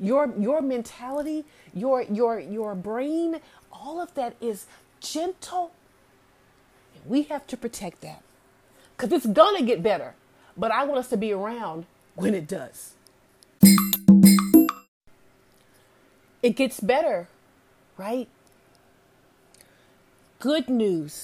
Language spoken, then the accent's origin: English; Alabama, United States; I'm from Alabama, you know, the Bible Belt